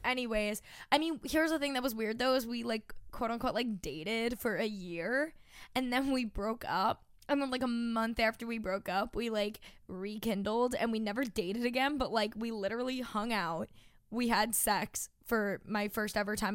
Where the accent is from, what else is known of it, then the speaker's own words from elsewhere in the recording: Long Island, New York, United States; now in New York City, United States; I'm from Long Island, New York